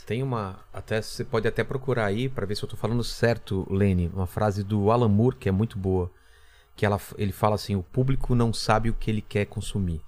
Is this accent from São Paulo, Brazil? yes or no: yes; São Bernardo do Campo, São Paulo, Brazil; Eu sou de São Bernardo